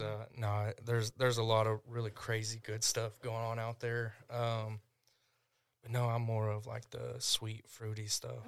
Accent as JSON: {"language": "English", "town": "Tishomingo", "region": "Oklahoma", "country": "United States", "tie": "born or raised there", "said": "my hometown"}